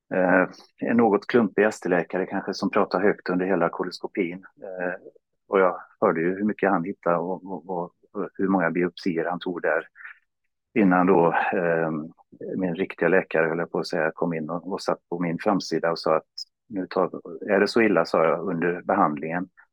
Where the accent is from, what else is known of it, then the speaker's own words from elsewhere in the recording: Borås, Västra Götaland, Sweden; also born or lived in Stockholm; now in Stenungsund, Sweden; jag är från Borås annars, men eh, hamnade till slut efter några vändor i Stockholm i Stenungsund tillsammans med Helen